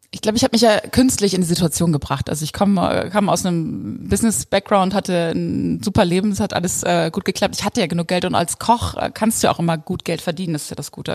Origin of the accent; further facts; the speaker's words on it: East Frisia, Lower Saxony, Germany; moved away; also born or lived in Texas; ich bin ja in der Einöde Ostfrieslands aufgewachsen